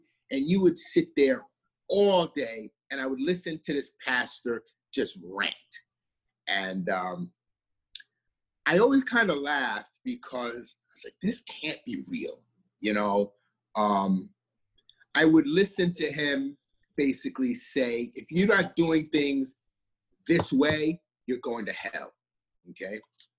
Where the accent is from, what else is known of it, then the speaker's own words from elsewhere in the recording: South Carolina, United States; also born or lived in New York; And, you know, I remember growing up in South Carolina, it was different. I lived in the South, but I also grew up in the North too.